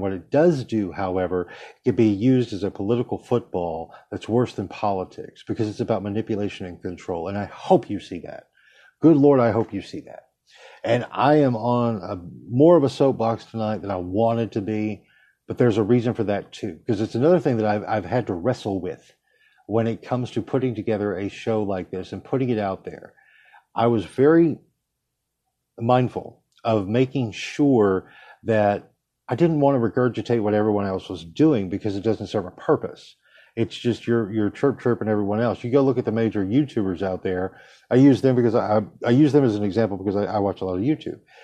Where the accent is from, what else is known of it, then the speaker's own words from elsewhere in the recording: United States; as an American, who is brought up to believe we have a First Amendment